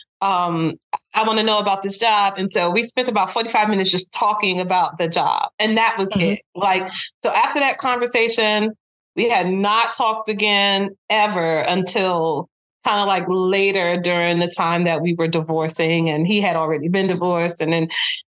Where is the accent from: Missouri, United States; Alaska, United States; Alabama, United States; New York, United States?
New York, United States; Brooklyn; in Brooklyn, which is my hometown